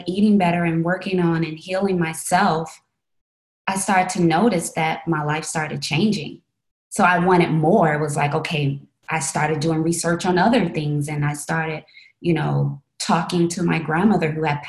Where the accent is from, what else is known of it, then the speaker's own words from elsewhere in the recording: Chicago, Illinois, United States; I'm originally from Chicago, Illinois, and I had visited New York and fell in love with it and went back to Chicago